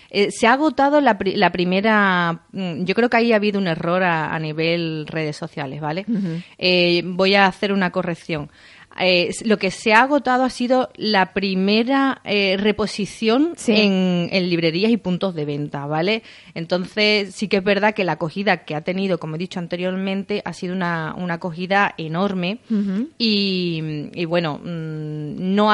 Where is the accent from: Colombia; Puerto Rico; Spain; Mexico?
Spain; Isla Cristina, Andalusia; libro hablo muchísimo de mi pueblo, eh, hay un vínculo directo muy grande entre, entre la protagonista y, y, mi pueblo. Y bueno, tenía que ser aquí porque la primera no podía ser en otro sitio. Tenía que rendir un poco un homenaje a Isla Cristina